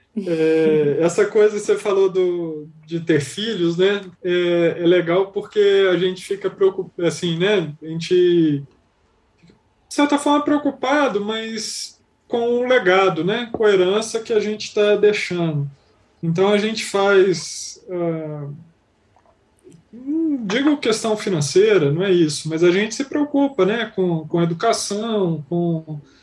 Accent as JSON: {"language": "Portuguese", "town": "Belo Horizonte", "region": "Minas Gerais", "country": "Brazil", "tie": "born or raised there", "said": "Eu sou nascido em Belo Horizonte"}